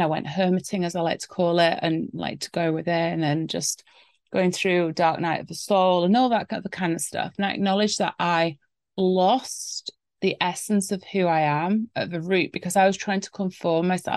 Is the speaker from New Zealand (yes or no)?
no; England, United Kingdom; I'm English after all